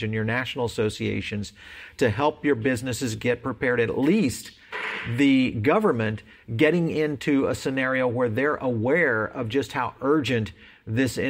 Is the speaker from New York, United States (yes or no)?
no; Texas, United States; moved away; my home state of Texas